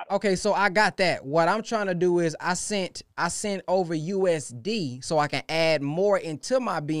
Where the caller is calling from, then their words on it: Baton Rouge, Louisiana, United States; I'm calling from Baton Rouge, Louisiana.